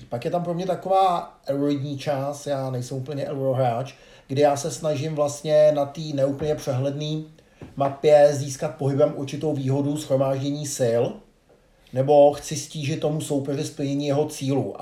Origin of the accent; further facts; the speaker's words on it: Czechia; jako Češi